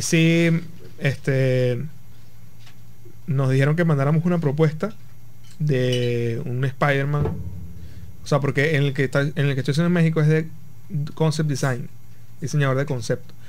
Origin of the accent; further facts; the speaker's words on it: Punto Fijo, Falcón, Venezuela; Punto Fijo, yo soy de Punto Fijo